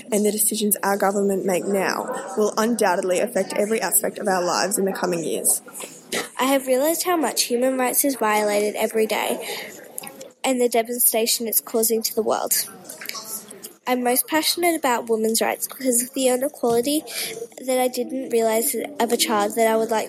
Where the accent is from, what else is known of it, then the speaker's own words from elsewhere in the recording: Venezuela; now in Brisbane, Australia; I, I'm from Venezuela, and I moved um, to Brisbane in 2010 because of the corruption and the dictatorship that is going on in the country.